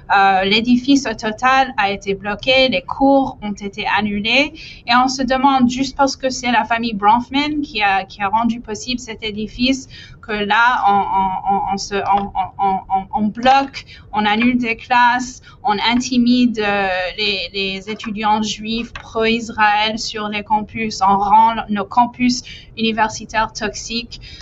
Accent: Quebec, Canada; en tant que Québécois

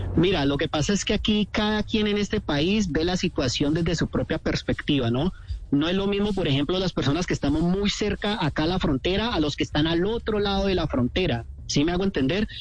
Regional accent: Cali, Valle del Cauca, Colombia; moved away as an adult; also born or lived in Bucaramanga / Chile; now in Kharkiv, Ukraine; Yo soy de Cali. Cuando a mí me preguntan dónde soy, yo soy caleño, pero nací en Bucaramanga, pero yo soy caleño.

